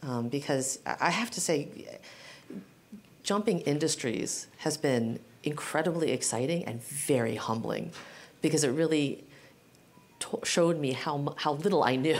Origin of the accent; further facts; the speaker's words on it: San Francisco, California, United States; also born or lived in Guam; I consider San Francisco my hometown, uh, but my family was actually living in Guam when I was born. We spent my very young years there. Moved to San Francisco